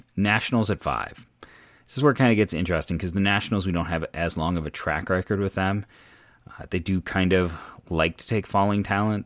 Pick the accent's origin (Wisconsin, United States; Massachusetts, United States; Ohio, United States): Ohio, United States; Akron; I was born and raised in Akron, uh, Northeast Ohio kid